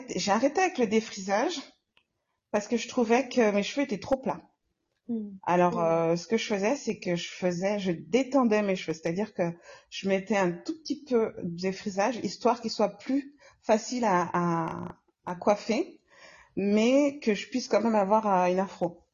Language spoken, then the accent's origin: French; Comoros; now in Lyon, France; Je suis comorienne